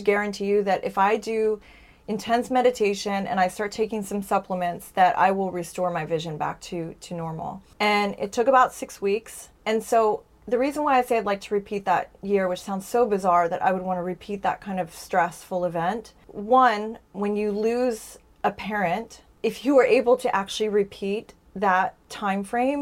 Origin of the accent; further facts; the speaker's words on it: United States; as an American